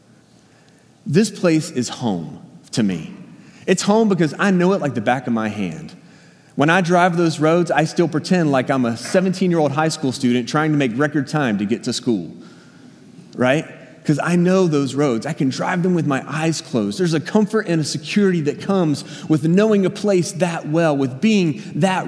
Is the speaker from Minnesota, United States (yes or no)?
no; Danville, Virginia, United States; moved away; I grew up in Danville, Virginia. It's southern Virginia, right on the North Carolina line